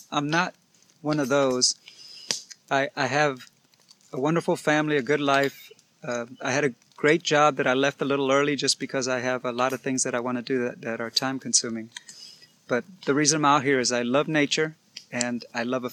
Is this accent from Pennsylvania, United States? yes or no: no; Baytown, Texas, United States; I am from Baytown, Texas, which is just 30 minutes east of the big city of Houston.